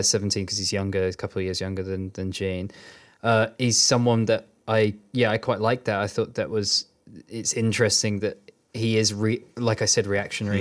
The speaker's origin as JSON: {"language": "English", "town": "Bedford", "region": "East of England", "country": "United Kingdom", "tie": "born or raised there", "said": "I was growing up in Bedford"}